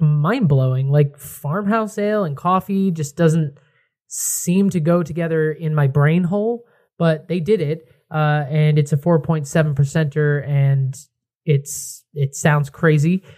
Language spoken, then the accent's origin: English; Connecticut, United States; I'm from Connecticut. I'm right near New Haven